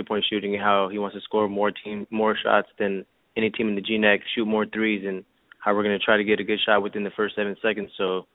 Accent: Fontana, California, United States; moved away as an adult; also born or lived in Paris, France; now in Burnaby, Canada; I was born in Paris, France, and then I moved to California when I was 6 years old

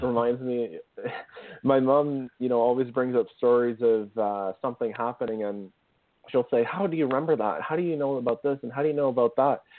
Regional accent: Ottawa, Ontario, Canada; a company in my hometown called Kinaxis

